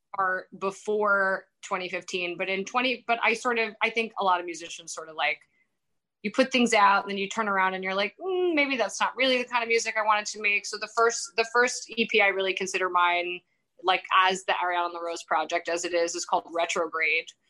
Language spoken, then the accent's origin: English; New York, United States; moved away as an adult; also born or lived in England; I'm from New York